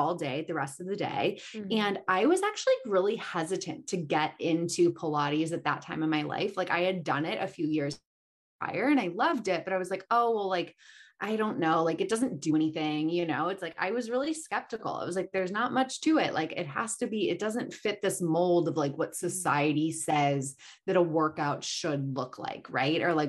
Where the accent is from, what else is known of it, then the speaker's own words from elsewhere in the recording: Chicago, Illinois, United States; also born or lived in Marina Del Rey, Los Angeles; now in Los Angeles, United States; I'm originally from Chicago. So I grew up in Chicago.